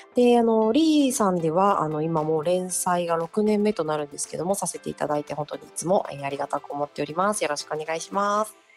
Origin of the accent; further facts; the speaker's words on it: Kansai, Japan; 同じ関西人としてね